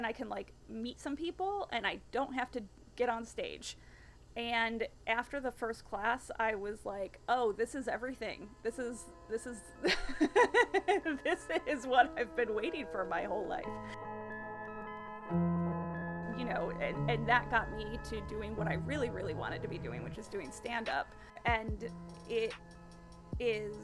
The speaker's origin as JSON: {"language": "English", "region": "East Coast", "country": "United States", "also_born_or_lived": "Los Angeles", "moved": "yes", "lives_now": "New York, United States", "said": "I'm from the East Coast"}